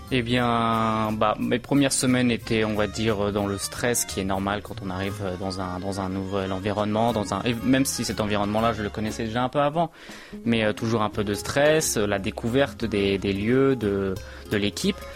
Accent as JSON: {"language": "French", "town": "Brétigny-sur-Orge", "region": "Île-de-France", "country": "France", "moved": "as an adult", "lives_now": "Seoul, South Korea", "said": "je vivais tout simplement chez mes parents, en région parisienne, euh, d'où je suis. Euh, dans le département de l'Essonne, plus précisément à Bretigny-sur-Orge"}